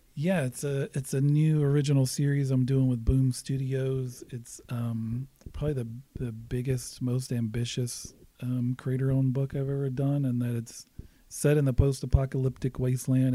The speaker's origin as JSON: {"language": "English", "region": "Alabama", "country": "United States", "tie": "born or raised there", "moved": "as an adult", "lives_now": "Prairie Village, United States", "said": "grew up in the South. I grew up in Alabama."}